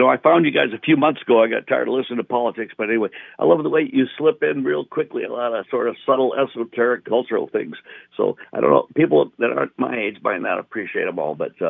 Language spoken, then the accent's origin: English; Chicago, Illinois, United States; My brother and I grew up on the North Shore of Chicago.